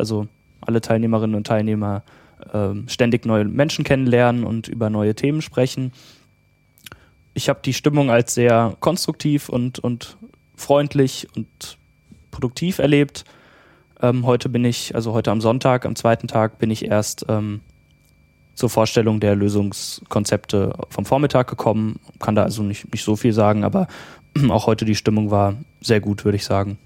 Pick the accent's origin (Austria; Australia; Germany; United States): Germany; near Frankfurt, Hesse; komme aus äh, der Nähe von Frankfurt in Hessen